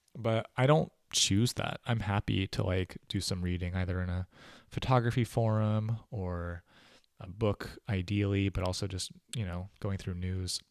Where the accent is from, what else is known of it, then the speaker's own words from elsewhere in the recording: United States; as an American